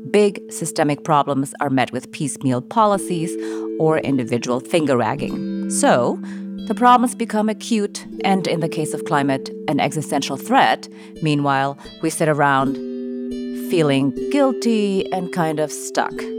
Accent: Jakarta, Indonesia; my hometown is Jakarta

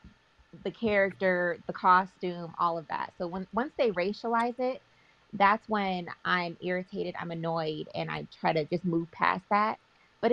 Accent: Bay Area, California, United States; I'm from the Bay Area

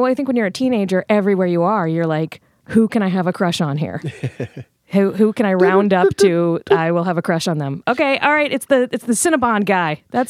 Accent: Richmond, Virginia, United States; Well, I'm from Richmond, which is, like, a city.

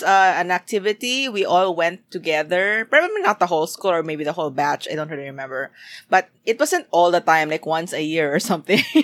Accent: Philippines; as a Filipino.

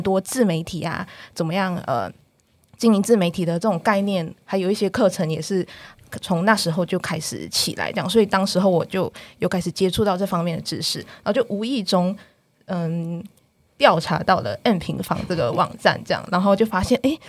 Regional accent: Malaysia; moved away as an adult; now in Taiwan; 我是从马来西亚北漂上来的

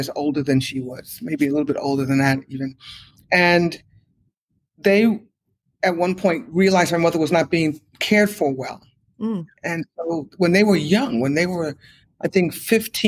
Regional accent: New York City, New York, United States; We grew up on the Lower East Side of Manhattan

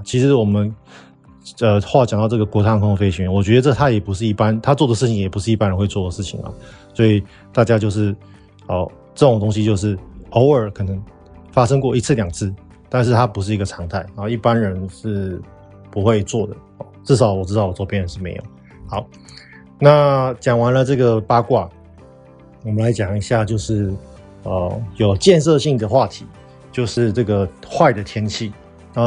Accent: Taiwan; 我们台湾人其实都会蛮为对方考量的

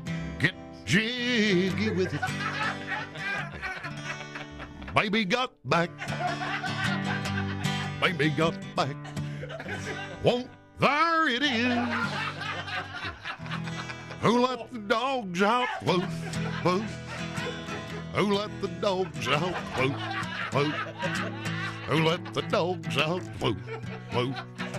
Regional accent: Southern United States, United States; That's the beauty of being a Southerner. See, Southerner, that's the reason I never ever do relationship humor, sex humor, stuff like that. Why, …? Because I'm a Southerner.

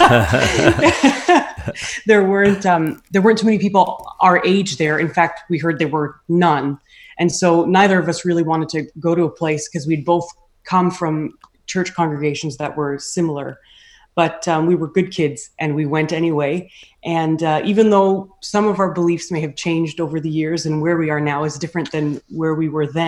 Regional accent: Toronto, Ontario, Canada; also born or lived in Mississauga; now in Hamilton, Canada; I was born in Toronto, and then we moved to Hamilton when we married. So when we met, I was living in Mississauga with my parents

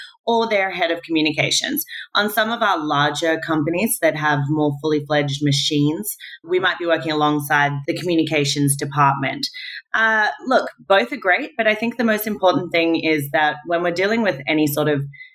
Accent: Australia; also born or lived in Manhattan, New York; now in New York, United States; I'm Australian

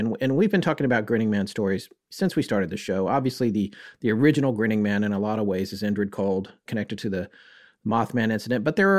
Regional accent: North Carolina, United States; The noted personal experience that you had in my home state, our home state of North Carolina, with a grinning man

